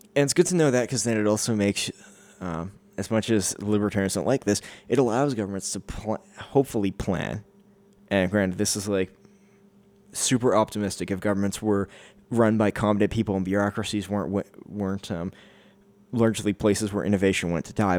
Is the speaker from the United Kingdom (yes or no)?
no; Canada; as a Canadian